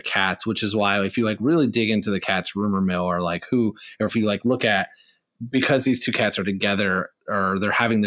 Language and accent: English; Indiana, United States; I'm from Indiana